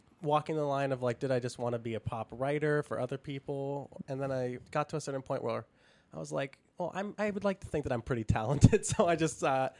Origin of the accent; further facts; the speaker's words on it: Toronto, Ontario, Canada; moved away as an adult; now in Los Angeles, United States; From Toronto, Canada.